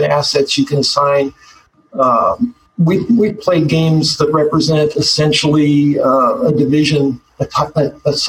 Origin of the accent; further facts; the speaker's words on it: Eastern Colorado, United States; I'm from Eastern Colorado. It's pretty flat